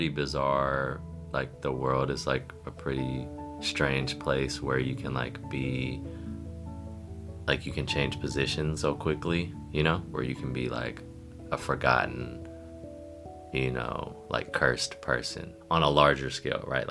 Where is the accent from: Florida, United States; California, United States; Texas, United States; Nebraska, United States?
California, United States; Bay Area; growing up in the Bay Area